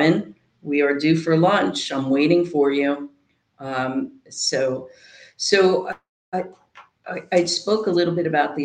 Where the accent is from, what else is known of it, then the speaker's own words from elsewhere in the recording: New Jersey, United States; also born or lived in South Carolina; now in Norfolk, United States; I'm from Jersey